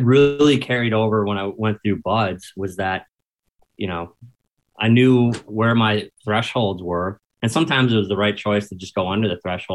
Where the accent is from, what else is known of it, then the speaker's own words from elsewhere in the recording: Milwaukee, Wisconsin, United States; first language English; moved away as an adult; also born or lived in Lombard, Illinois; I'm from Milwaukee.